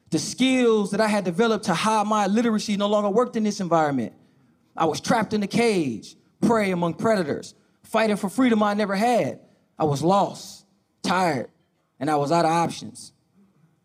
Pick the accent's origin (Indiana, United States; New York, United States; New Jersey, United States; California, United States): California, United States; Oakland; I grew up in Oakland, California, with my mother